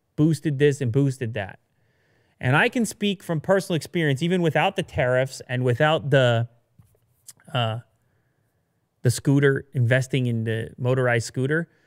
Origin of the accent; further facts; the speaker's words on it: Canada; I'm from Canada